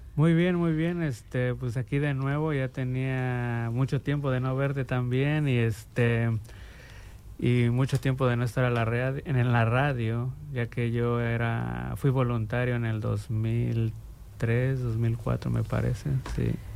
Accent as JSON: {"language": "Spanish", "region": "Mexico City", "country": "Mexico", "moved": "yes", "lives_now": "Bloomington, United States", "said": "yo soy originario de la Ciudad de México"}